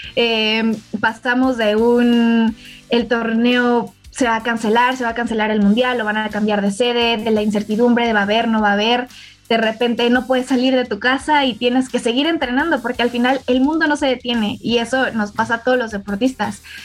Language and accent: Spanish; Mexico